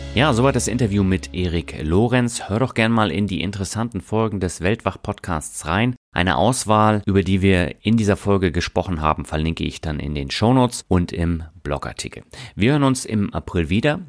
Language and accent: German; Berlin, Germany; moved away; ich bin ja auch in Berlin aufgewachsen